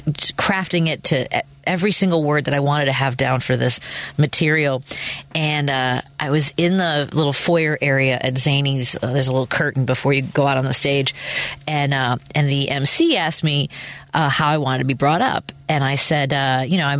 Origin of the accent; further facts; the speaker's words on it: Chicago, Illinois, United States; I was from Chicago